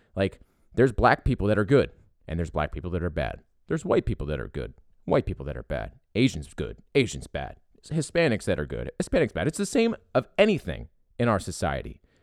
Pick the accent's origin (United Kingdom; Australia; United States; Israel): United States; Philadelphia, Pennsylvania; I came from Philadelphia. My family's from Philadelphia. I've got it in my blood. You hear it in my voice.